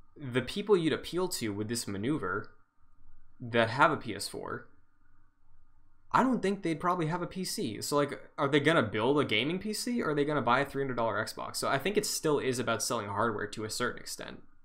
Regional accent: Massachusetts, United States; I'm from Massachusetts.

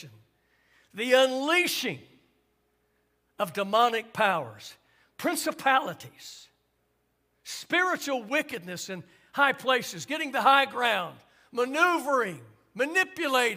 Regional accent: United States

